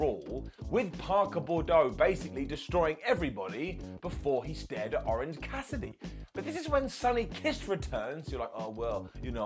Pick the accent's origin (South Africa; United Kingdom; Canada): United Kingdom; I'm a British guy